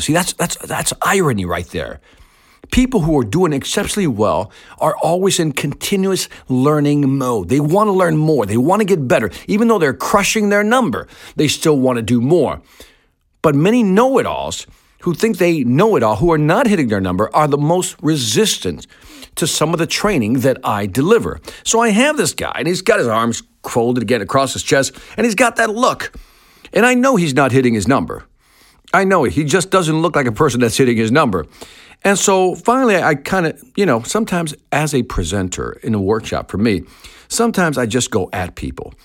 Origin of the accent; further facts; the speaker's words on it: Chicago, Illinois, United States; also born or lived in Puerto Rico; I was born in Chicago